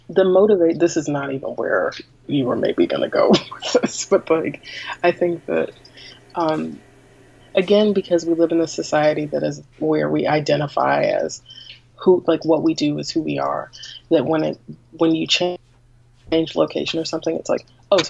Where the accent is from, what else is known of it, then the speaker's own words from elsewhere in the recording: Greensboro, North Carolina, United States; now in Durham, United States; I grew up in Greensboro, North Carolina, which is about an hour from where I live now, which is Durham, North Carolina